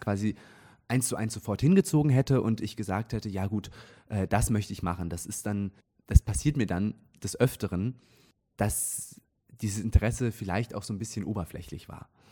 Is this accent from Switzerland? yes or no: yes; near Zurich, Switzerland; moved away as an adult; also born or lived in Munich; now in Trier, Germany; ich bin in der Nähe von Zürich aufgewachsen